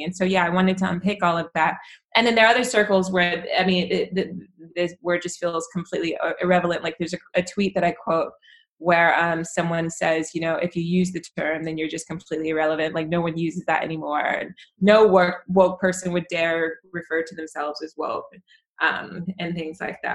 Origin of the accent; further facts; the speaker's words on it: United States; me as an American